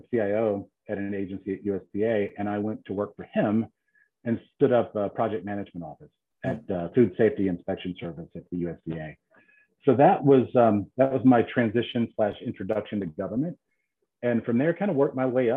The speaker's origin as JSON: {"language": "English", "town": "Alexandria", "region": "Virginia", "country": "United States", "tie": "born or raised there", "said": "I am from Alexandria, Virginia. I'm one of the few natives to the DMV. Born and raised in the Northern Virginia area."}